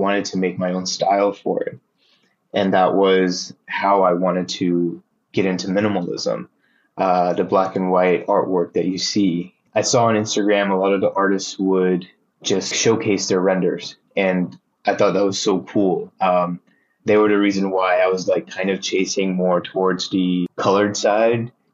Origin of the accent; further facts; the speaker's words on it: Texas, United States; moved away as an adult; also born or lived in Philadelphia; now in New York City, United States; I was born in Texas